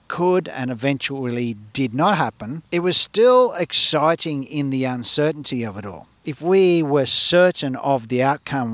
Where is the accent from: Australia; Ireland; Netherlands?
Australia; we're growing up in Australia and being educated in Australia.